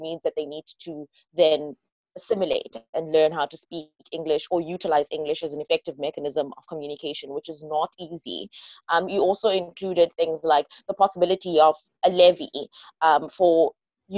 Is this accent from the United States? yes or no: no; South Africa; I am a South African debater.